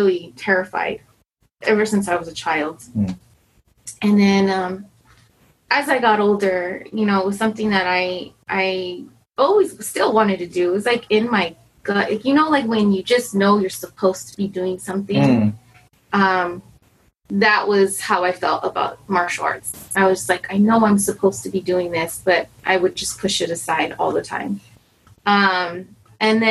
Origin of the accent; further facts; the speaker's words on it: Pomona, California, United States; I grew up in Pomona